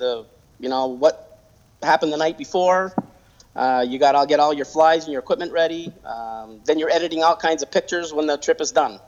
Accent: Montreal, Quebec, Canada; also born or lived in Adirondacks, New York; now in United States; I'm originally from Montreal, Quebec. When I came to the Adirondacks

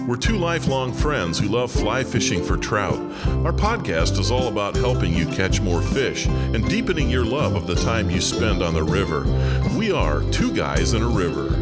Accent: Morris, Pennsylvania, United States; moved away; where we used to live, uh, growing up near Morris, Pennsylvania

